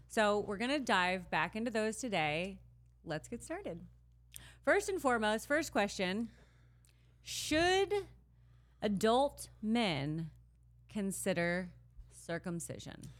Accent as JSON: {"language": "English", "region": "Midwest", "country": "United States", "tie": "born or raised there", "said": "growing up in the Midwest"}